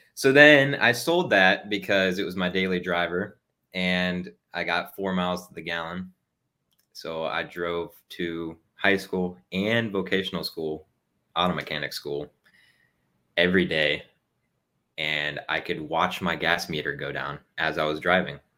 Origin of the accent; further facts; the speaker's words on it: Ohio, United States; moved away as an adult; now in Texas, United States; I was originally from Ohio, and then I joined the Army. So now I live in Texas.